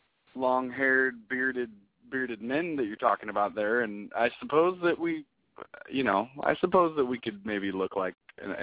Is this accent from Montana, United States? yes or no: yes; Big Sandy, Montana, United States; now in Seattle, United States; Joe and I are from a little town called Selah in central Washington, and Aaron's from a tiny little town called Big Sandy, Montana. And, you know, we grew up blue collar, you know, kind of middle America kind of feel.